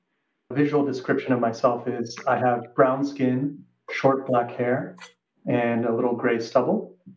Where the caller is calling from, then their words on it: Boston, Massachusetts, United States; I'm calling from the Boston metro area, which is the land of the Massachusetts and Pawtucket people.